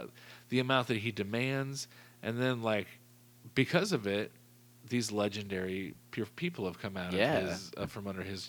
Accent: hometown near Teutopolis, Illinois, United States; There's a little town outside of my hometown, I'll just say it's called Teutopolis or T-Town, and they're a tiny town

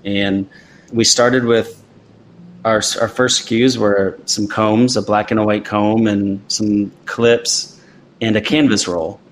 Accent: Midwest, United States; I grew up an athlete in the Midwest

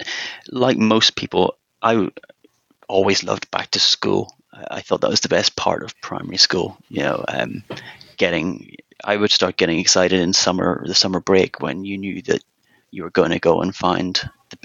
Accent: Northern Ireland, United Kingdom; moved away as an adult; also born or lived in Germany / Switzerland; now in London, United Kingdom; I live in London, but you can probably tell from my accent, I'm not born and bred in London. I was actually born in Northern Ireland, and then I moved to London

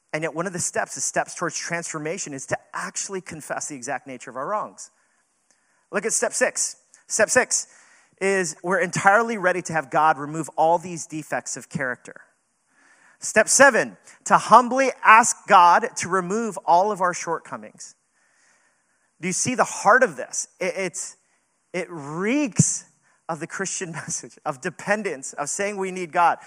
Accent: New York City, New York, United States; we're not from California, we're New Yorkers

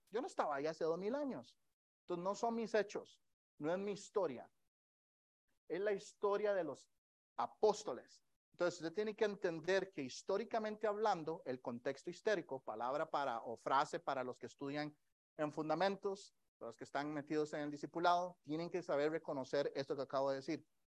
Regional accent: Costa Rica; now in Kansas City, United States; yo crecí en Costa Rica. En Costa Rica la mayoría de nosotros crecemos en el catolicismo

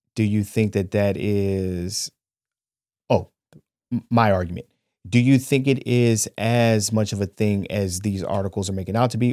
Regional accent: Cleveland, Ohio, United States; I'm a nigga from Cleveland

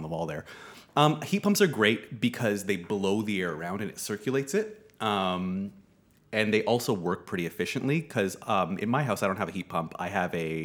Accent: Canada; moved away; I come from Canada

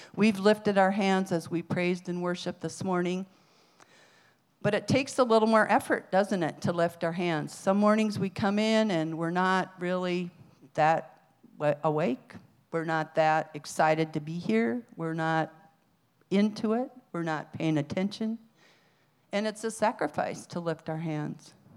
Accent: Iowa, United States; moved away; also born or lived in Arizona; I was from Iowa

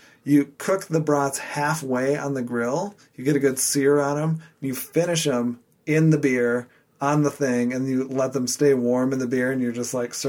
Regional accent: Wisconsin, United States; I'm from Wisconsin.

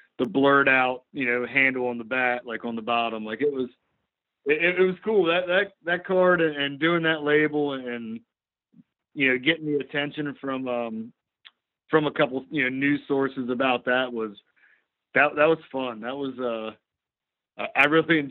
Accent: Eastern Shore, Maryland, United States; we're all from the state of Maryland. We're all generally Eastern Shore guys

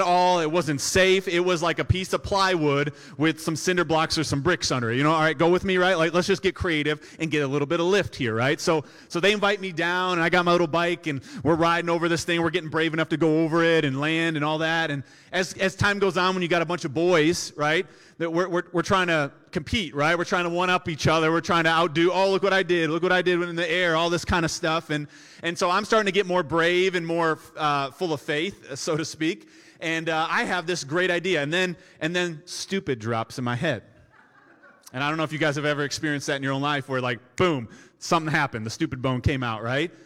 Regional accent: United States; I grew up in Shenandoah, a subdivision here off of Old twenty-three

